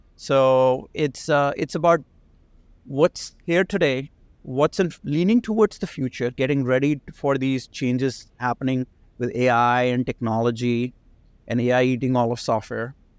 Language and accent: English; India; now in United States; I, I grew up in India. I spent, like, half of my life in India, half in, in the, in the States.